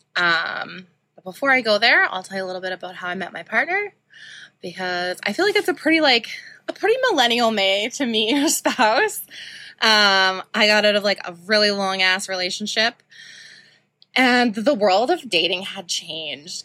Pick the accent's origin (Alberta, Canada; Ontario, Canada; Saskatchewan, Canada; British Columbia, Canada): Saskatchewan, Canada; Saskatoon; I grew up in Saskatoon.